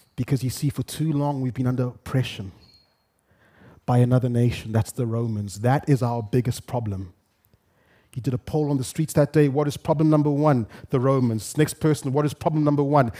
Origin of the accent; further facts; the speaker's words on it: Zimbabwe; moved away as an adult; now in Kenya; I grew up in Zimbabwe. First thirty-something years of my life